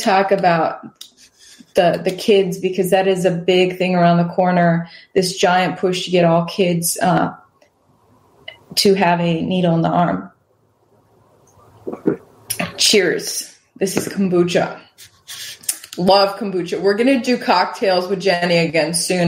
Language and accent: English; Wisconsin, United States; now in Houston, United States; the tiny town that I grew up in Wisconsin